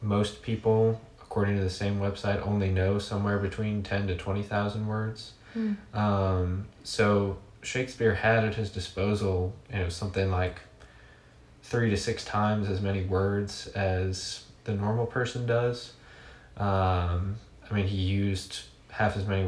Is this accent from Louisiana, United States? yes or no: yes; New Orleans, Louisiana, United States; also born or lived in Dallas, Texas; now in Hot Springs, United States; I grew up in New Orleans